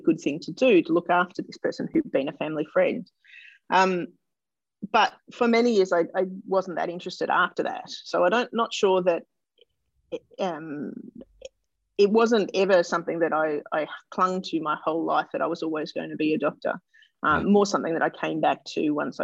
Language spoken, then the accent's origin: English; Melbourne, Victoria, Australia; I was born in Melbourne and I grew up in suburban Melbourne, northern suburbs